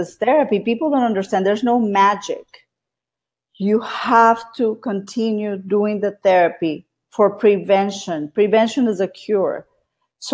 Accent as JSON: {"language": "English", "town": "Brownsville", "region": "Texas", "country": "United States", "tie": "born or raised there", "moved": "as an adult", "lives_now": "Austin, United States", "said": "I'm from Austin, Texas. Was born in Brownsville, Texas, the Valley. And I've been here in Austin 24 years."}